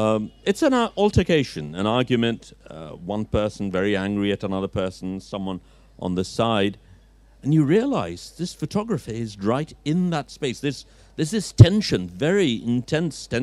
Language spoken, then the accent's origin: English; Dhaka, Dhaka Division, Bangladesh; I'm a Dhakaite, but I've never lived in Old Dhaka as such